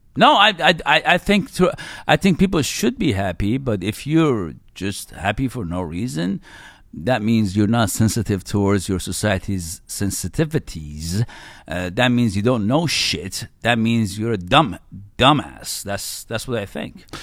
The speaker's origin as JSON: {"language": "English", "country": "Iran", "tie": "born or raised there", "said": "I was born in Iran and I grew up in the nineties in Iran"}